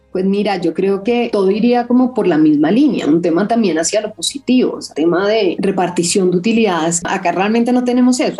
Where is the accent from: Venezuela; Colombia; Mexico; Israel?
Colombia; nosotros estábamos creciendo en Colombia